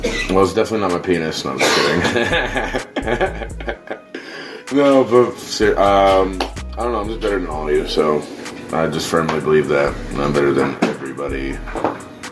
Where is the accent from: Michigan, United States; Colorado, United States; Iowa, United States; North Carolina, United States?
North Carolina, United States; Charlotte; also born or lived in Long Island, New York; I say I'm from Charlotte, North Carolina, but I was born in Long Island. But I moved here, I was raised here.